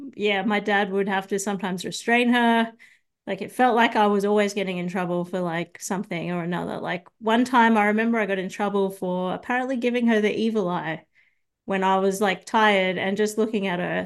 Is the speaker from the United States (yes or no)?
no; Sydney, New South Wales, Australia; now in Brisbane, Australia; originally, I'm from Sydney, but I moved to, uh, Brisbane about thirteen years ago